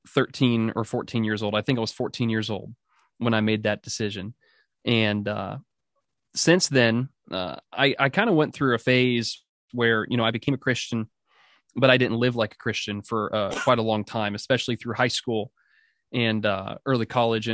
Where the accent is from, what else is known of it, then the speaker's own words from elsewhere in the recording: Oregon, United States; also born or lived in Orange, California; I was born in Orange, California, but I was raised in the Pacific Northwest in Oregon